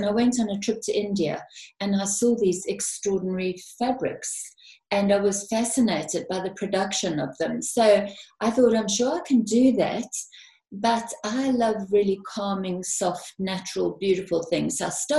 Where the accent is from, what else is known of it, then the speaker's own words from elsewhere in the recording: South Africa; now in United Kingdom; Yes, I came from South Africa and I came to the UK.